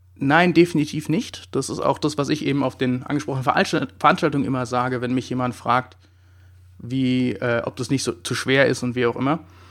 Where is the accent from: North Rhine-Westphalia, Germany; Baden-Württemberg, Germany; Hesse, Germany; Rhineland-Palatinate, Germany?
Baden-Württemberg, Germany; Heidelberg; Ich komme auch aus Heidelberg